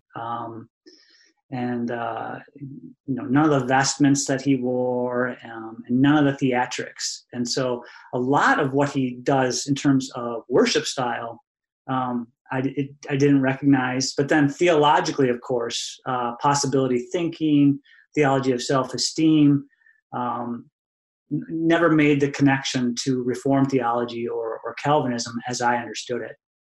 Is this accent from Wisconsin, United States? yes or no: yes; Alto, Wisconsin, United States; I grew up in Elta, Wisconsin